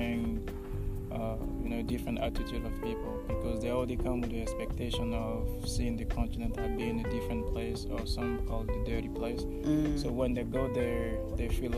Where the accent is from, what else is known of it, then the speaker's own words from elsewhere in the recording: Côte d’Ivoire; now in United States; mainly grew up, born and raised in Ivory Coast